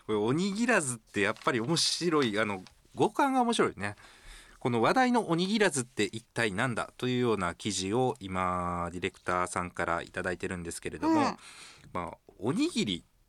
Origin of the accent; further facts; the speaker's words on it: Okayama, Japan; also born or lived in Tenma, Osaka; now in Osaka, Japan; 私岡山出身なんですが天満に住んでもう13年になります